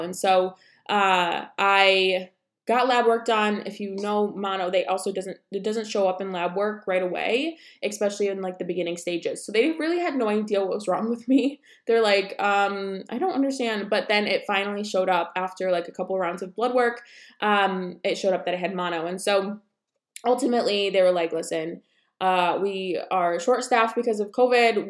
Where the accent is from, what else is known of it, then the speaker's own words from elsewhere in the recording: about an hour south of Syracuse, New York, United States; moved away; we are originally from, like, two and a half hours from the city, about an hour south of Syracuse